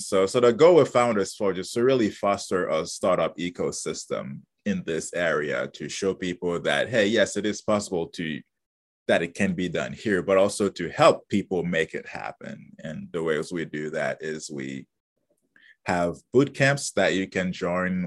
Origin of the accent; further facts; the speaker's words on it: Haiti; moved away; originally I'm from Haiti. That's where I was born and grew up.